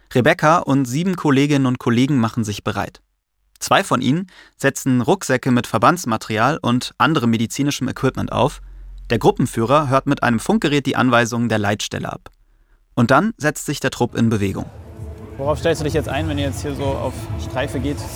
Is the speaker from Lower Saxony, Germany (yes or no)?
no; Mainz, Rhineland-Palatinate, Germany; Ich komme aus Mainz und ich bin damit groß geworden